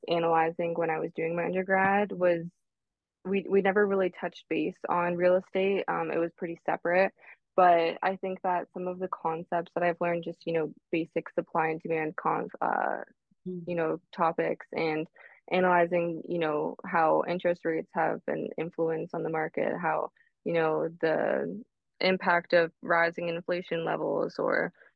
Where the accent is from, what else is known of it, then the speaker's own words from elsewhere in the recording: Toronto, Ontario, Canada; I was born and raised in Toronto, Ontario